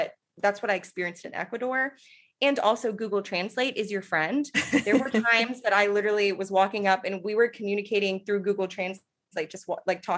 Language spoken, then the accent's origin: English; Texas, United States; I'm from Texas, so I do know a bit of Spanish